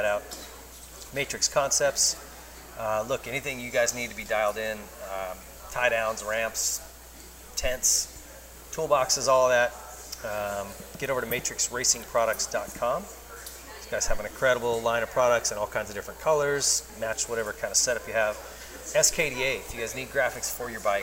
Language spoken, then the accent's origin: English; Montana, United States; growing up in Montana racing